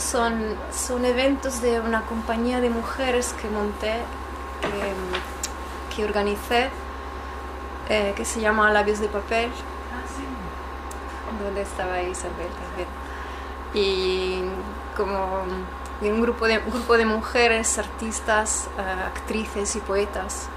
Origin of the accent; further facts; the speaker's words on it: Italy; Spanish is a second language; moved away; yo soy italiana